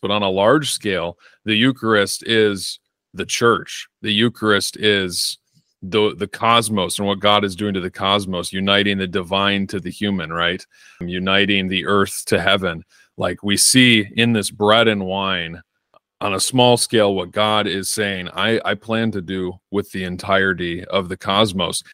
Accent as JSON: {"language": "English", "region": "Northern Illinois", "country": "United States", "tie": "born or raised there", "moved": "as an adult", "lives_now": "Arizona, United States", "said": "I was born and raised in Northern Illinois and lived there for about 24 years of my life. Moved to Arizona about a year ago"}